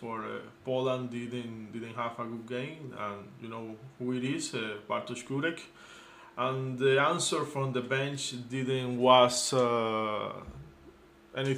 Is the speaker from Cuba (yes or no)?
yes; Cuba; As a Cuban